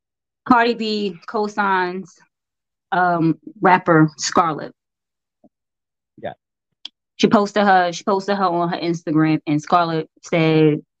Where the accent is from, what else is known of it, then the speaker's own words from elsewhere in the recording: Brooklyn, New York, United States; I be like, I was born in Brooklyn. Don't do me like that. And then when I'm down there, they be like, so you from New York? I be like, yes, I am.